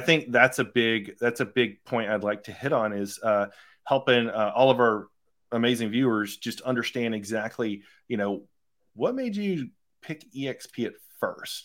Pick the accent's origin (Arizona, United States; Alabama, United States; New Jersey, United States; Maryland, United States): Alabama, United States; Phenix City; I'm from Phoenix City, Columbus area